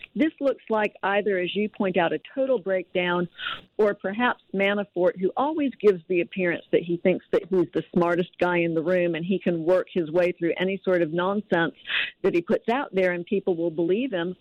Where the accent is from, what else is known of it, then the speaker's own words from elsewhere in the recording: North Alabama, United States; I'm actually from North Alabama